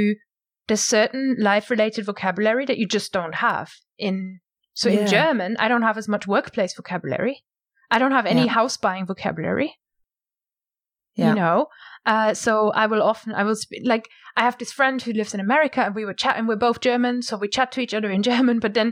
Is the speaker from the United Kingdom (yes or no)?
yes; United Kingdom; I don't stand out as a British speaker is because all of my word melodies, my sentence cadence and all that kind of stuff is Englishified, anglified.